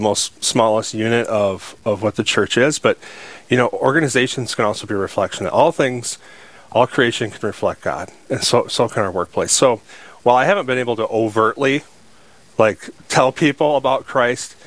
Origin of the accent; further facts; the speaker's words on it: Sioux Falls, South Dakota, United States; I'm just a guy, born and raised in Sioux Falls, South Dakota